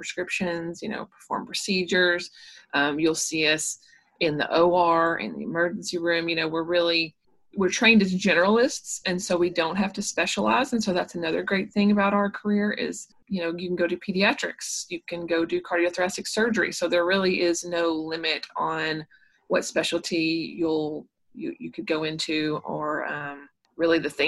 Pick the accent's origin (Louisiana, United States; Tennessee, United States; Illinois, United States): Tennessee, United States; Murfreesboro; I'm from Murfreesboro. I'm a local girl.